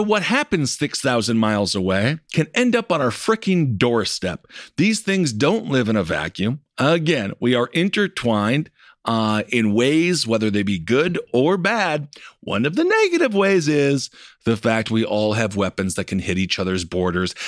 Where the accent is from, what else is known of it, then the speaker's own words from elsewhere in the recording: United States; growing up in America